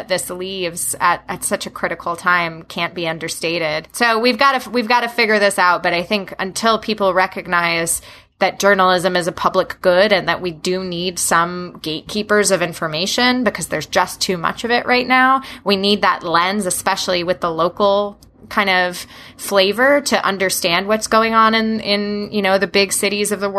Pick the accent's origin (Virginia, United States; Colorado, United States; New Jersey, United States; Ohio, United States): New Jersey, United States; now in Washington, D.C., United States; growing up in the state of New Jersey, my hometown is about an hour away from New York City, an hour away from Philadelphia